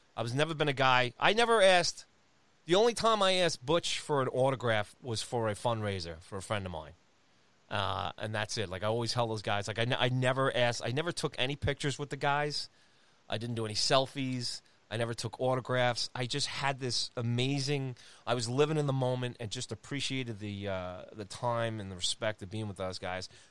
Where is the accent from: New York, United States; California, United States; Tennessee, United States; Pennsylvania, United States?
New York, United States; Long Island; as a Long Islander, as a New Yorker